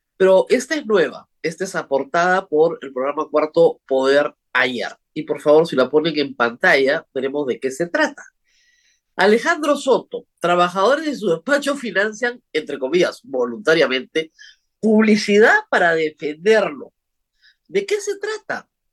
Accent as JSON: {"language": "Spanish", "country": "Peru"}